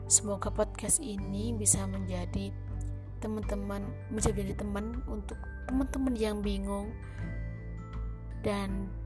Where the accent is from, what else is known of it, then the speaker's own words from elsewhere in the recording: Java, Indonesia; accent: Javanese; dialek saya terkesan seperti dialeknya orang Jawa karena memang saya juga orang Jawa gitu ya